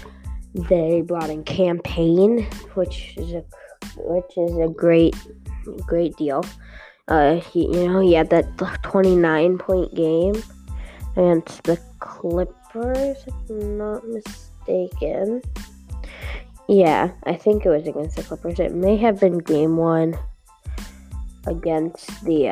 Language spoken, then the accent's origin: English; Canada; I'm from Canada